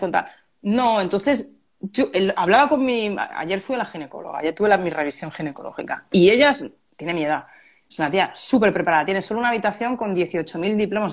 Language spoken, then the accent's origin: Spanish; Málaga, Andalusia, Spain; Málaga, yo soy de Málaga